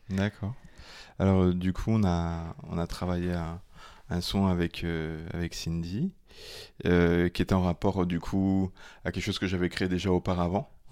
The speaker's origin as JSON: {"language": "French", "country": "Gabon", "tie": "born or raised there", "moved": "yes", "said": "mon enfance quand j'étais au Gabon"}